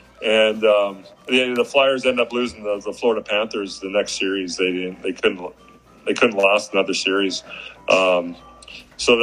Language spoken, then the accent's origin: English; Lloydminster, Alberta, Canada; we ended up winning it in my hometown of Lloydminster.